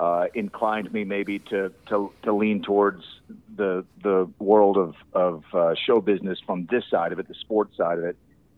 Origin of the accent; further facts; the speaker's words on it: Nashville, Tennessee, United States; moved away as an adult; also born or lived in Memphis, Tennessee / Abilene, Texas; I grew up in Nashville, Tennessee, lived a few years in Memphis